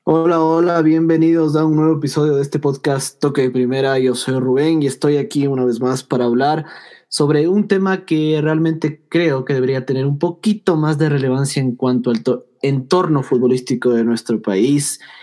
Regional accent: Ecuador; aquí somos de Ecuador

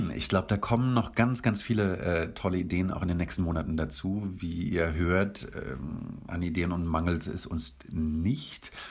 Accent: Kirchzarten, Baden-Württemberg, Germany; moved away as an adult; also born or lived in London; weil wir alle im Team hier äh, aus der Region kommen und ich komme aus Kirchzarten. Leute kennen vielleicht Kirchzarten nicht, das ist zehn Kilometer von Freiburg äh, entfernt

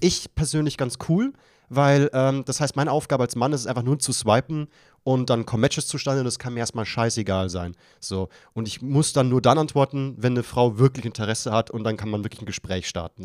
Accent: Bavaria, Germany; ich als Bayer

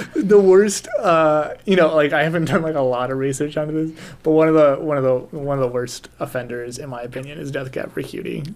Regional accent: United States; we're American

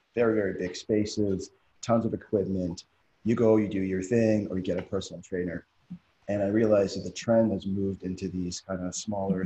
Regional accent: Canada; now in Doha, Qatar; I'm originally from Canada

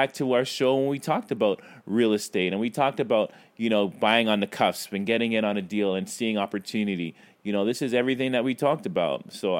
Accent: Brooklyn, New York, United States; I am from Brooklyn.

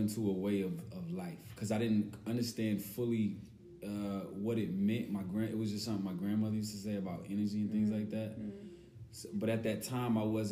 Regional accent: Raleigh-Durham area, North Carolina, United States; I'm a artist from the Raleigh-Durham area

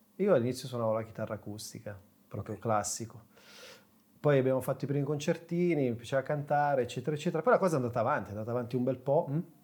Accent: Sesto San Giovanni, Lombardy, Italy; nasco, attenzione, nella periferia di Milano, Sesto San Giovanni

